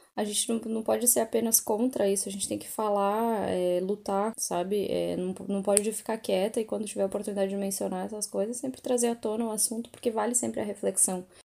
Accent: Brazil; now in London, United Kingdom; eu sou brasileira

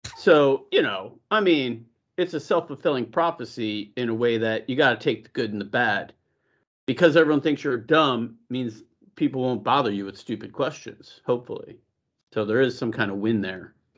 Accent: Buffalo, New York, United States; moved away; also born or lived in Los Gatos; growing up in Buffalo, we had nothing but community

